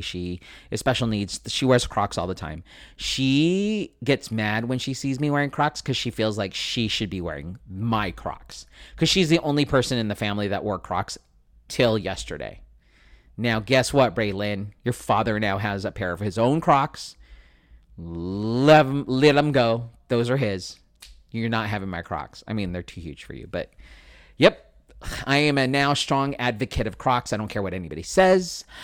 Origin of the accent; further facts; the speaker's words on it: San Diego, California, United States; I grew up in San Diego